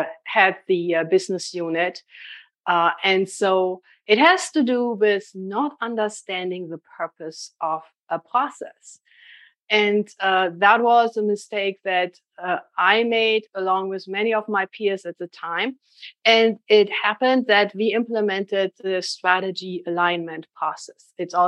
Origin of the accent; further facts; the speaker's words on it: Boston, Massachusetts, United States; accent: Boston; I'm trying to tell people this is a Boston accent, but nobody believes me.